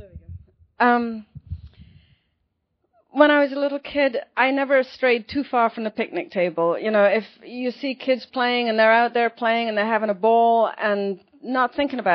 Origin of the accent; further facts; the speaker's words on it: London, United Kingdom; moved away as an adult; also born or lived in Connecticut; now in California, United States; I'm from London